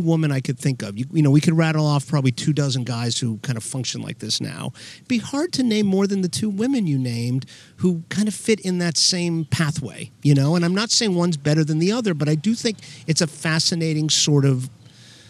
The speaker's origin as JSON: {"language": "English", "town": "Miami", "region": "Florida", "country": "United States", "tie": "born or raised there", "moved": "yes", "said": "I grew up in South Florida"}